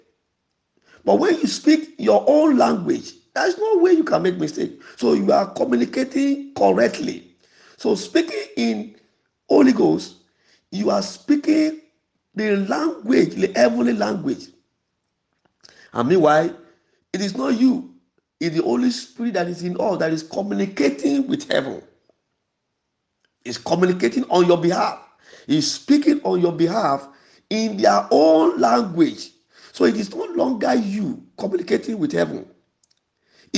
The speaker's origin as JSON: {"language": "English", "region": "Yorubaland", "country": "Nigeria", "first_language": "Yoruba", "second_language": "English", "said": "We are from the same place."}